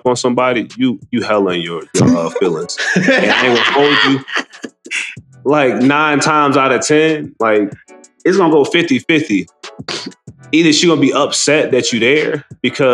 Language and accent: English; United States; we're American